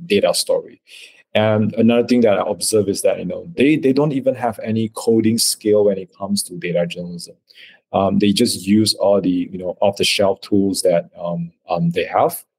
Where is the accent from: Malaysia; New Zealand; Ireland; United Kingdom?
Malaysia; I'm a Malaysian from Malaysia.